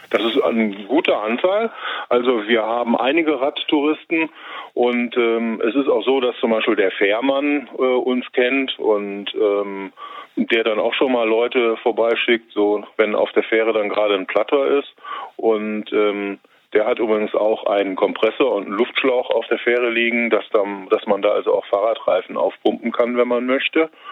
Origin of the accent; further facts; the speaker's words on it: Düsseldorf, North Rhine-Westphalia, Germany; also born or lived in Kalkum; Ich bin in Kaiserswerth geboren und aufgewachsen